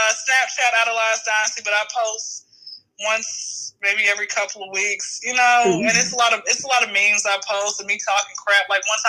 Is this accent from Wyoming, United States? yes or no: yes; Wyoming, United States; I'm from Wyoming. Stay there.